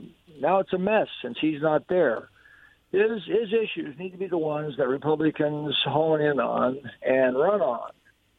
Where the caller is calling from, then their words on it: Kennewick, Washington, United States; This is … from Kennewick.